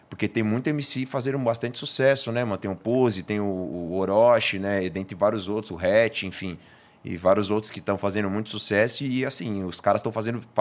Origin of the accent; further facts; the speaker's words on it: São Paulo, Brazil; como eu sou de São Paulo